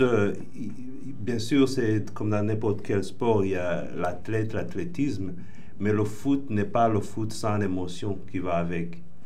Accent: Rwanda; je suis originel du Rwanda

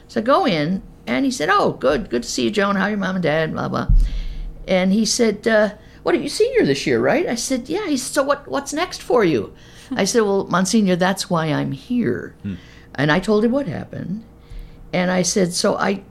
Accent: Albany, New York, United States; moved away as an adult; also born or lived in Terre Haute, Indiana / St. Louis / Kansas City; I was raised in Albany, New York, upstate New York

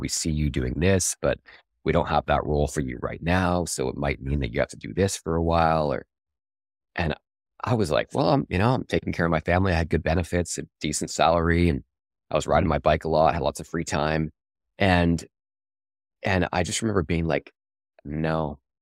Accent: Canada; I'm, I'm Canadian

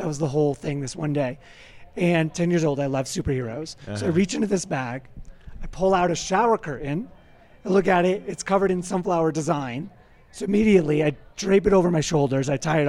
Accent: Grand Rapids, Michigan, United States; now in Fort Worth, United States; I grew up in Michigan.

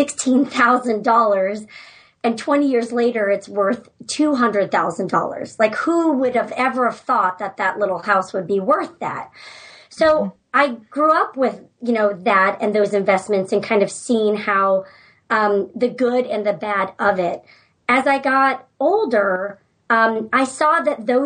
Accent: San Francisco Bay Area, California, United States; moved away as an adult; also born or lived in Georgia; now in Alaska, United States; I'm from the San Francisco Bay Area

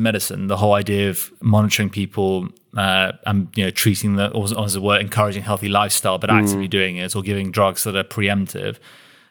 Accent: United Kingdom; we as a British population

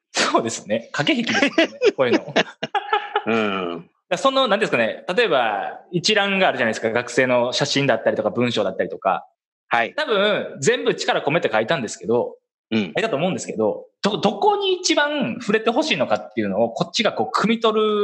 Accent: Kansai, Japan; accent: Kansai-ben; 僕だったら関西弁大事にしようぜ

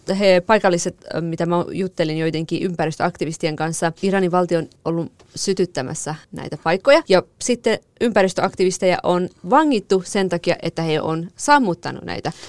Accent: Marivan, Kurdistan, Iran; moved away; mun kotikaupungissa oli nyt eh, Merivanissa

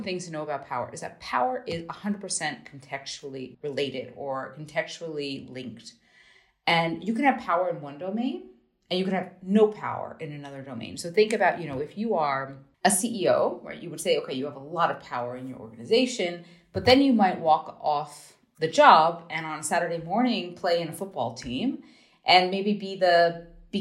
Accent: United States; moved away; also born or lived in Germany; I'm an American

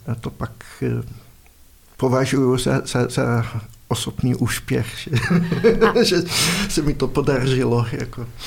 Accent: Netherlands; Czech is a second language; moved away as an adult; now in Prague, Czech Republic; já pocházím z Holandska, ale v Praze bydlím už asi 30 let

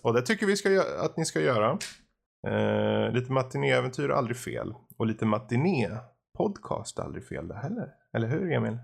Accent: Gothenburg, Västra Götaland, Sweden; Jag är göteborgare

